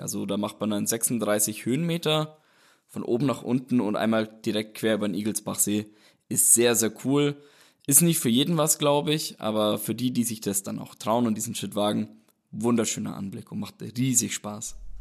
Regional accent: Roth, Bavaria, Germany; Ich komme aus Rot. Das ist halt auch gleich beim Rotsee, ist ja einer der sieben Seen. Und habe eigentlich, war sehr oft an den Seen, habe da mein Leben eigentlich verbracht. Bin dort groß geworden

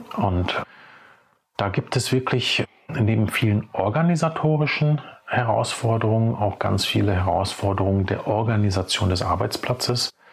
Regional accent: Ruhr area, North Rhine-Westphalia, Germany; also born or lived in Czech Republic; Und hier bin ich auch einen Großteil meines Lebens aufgewachsen, in den unterschiedlichen Städten des Ruhrgebiets. Geboren bin ich allerdings in Tschechien, aber dann als wirklich kleiner Junge, also mit äh, vier Jahren dann äh, nach Deutschland gekommen

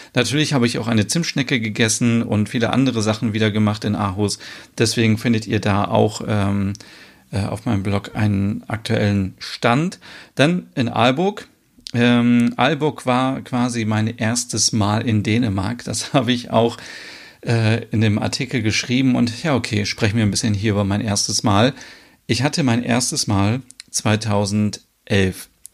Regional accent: Germany; bei uns in Deutschland

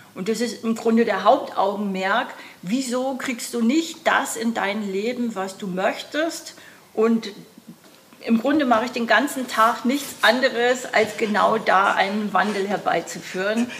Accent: Austria; ich komme aus Österreich

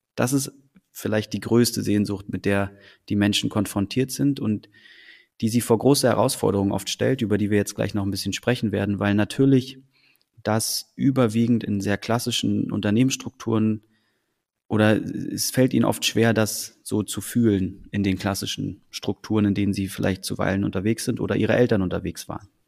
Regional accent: Berlin, Germany; also born or lived in Copenhagen, Denmark; nicht als Däne geboren, aber als in Deutschland, in Berlin groß geworden zu sein

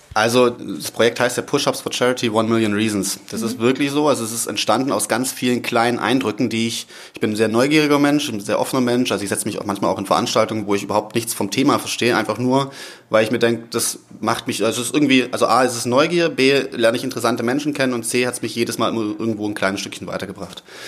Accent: Southern Germany, Germany; accent: southern; now in Cologne, Germany; vom Background her komme ich aus dem Süden, das wird man wahrscheinlich immer wieder mal zwischendurch hören

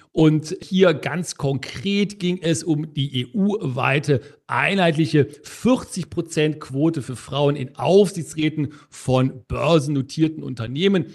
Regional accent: Germany; als Deutsche

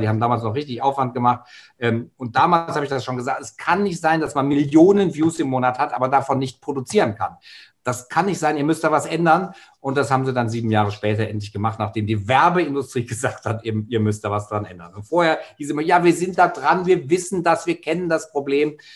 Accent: Germany; bei uns in Deutschland

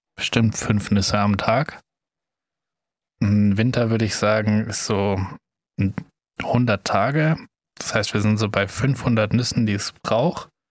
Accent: Germany; wir einfach als Deutsche

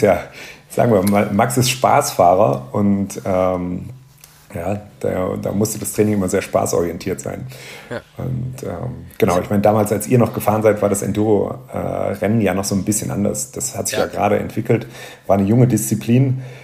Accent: Rhineland, Germany; bei uns im Rheinland

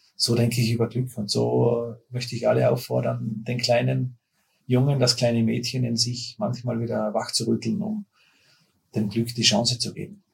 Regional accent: Austria; bei uns in Österreich

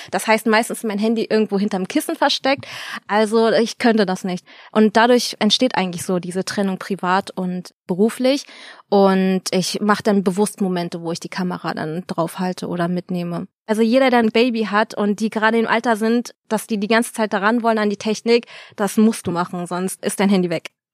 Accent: Berlin, Germany; moved away as an adult; now in Cologne, Germany; ich bin gebürtige Berlinerin, Yay! habe 25 Jahre oder so hier gewohnt

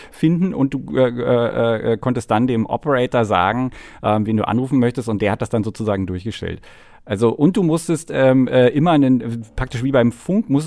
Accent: East Germany, Germany; ich bin ja in der DDR groß geworden, wir hatten kein Telefon bis zur Wende.

